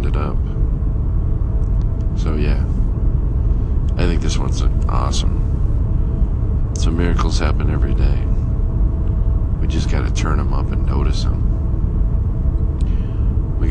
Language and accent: English; Lakewood, California, United States; I'm from California, and he said, I'm from California, and I said, well, I was born in Lakewood